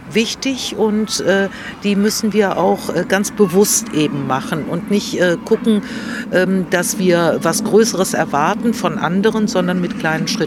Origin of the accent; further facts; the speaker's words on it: Greece; Ich komme ja aus Griechenland